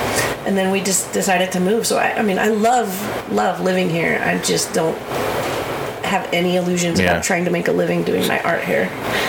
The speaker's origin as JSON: {"language": "English", "town": "Fremont", "region": "California", "country": "United States", "tie": "born or raised there", "also_born_or_lived": "San Francisco / Oakland", "moved": "as an adult", "lives_now": "Nevada County, United States", "said": "I grew up in Fremont, and then I lived in San Francisco for 10 years, and I lived in Oakland for 10 years, and then I moved here."}